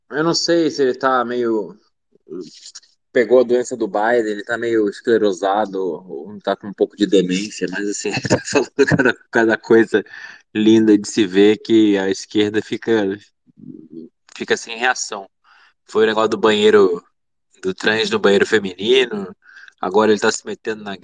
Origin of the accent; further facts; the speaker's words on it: Brazil; a gente é brasileiro